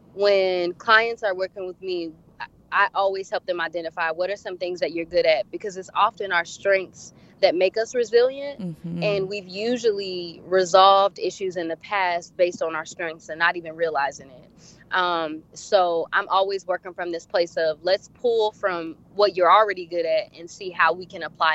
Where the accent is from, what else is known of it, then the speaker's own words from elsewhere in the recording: Tennessee, United States; now in Charlotte, United States; I am originally from Tennessee, but I'm a military brat, so I've moved a few places. And like I mentioned, now I'm located in Charlotte, North Carolina.